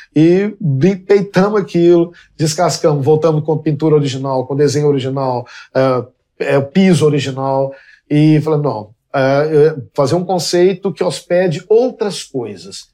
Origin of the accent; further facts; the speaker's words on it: Belo Horizonte, Minas Gerais, Brazil; Porque eu nasci em Belo Horizonte, no, em fins dos, dos anos 60, é, fui uma criança de uma Belo Horizonte que não existe mais